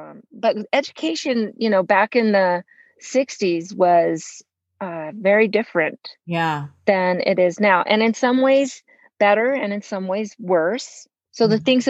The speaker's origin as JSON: {"language": "English", "town": "Los Angeles", "region": "California", "country": "United States", "tie": "born or raised there", "said": "In Los Angeles. I grew up in Los Angeles. My dad was a professor at UCLA."}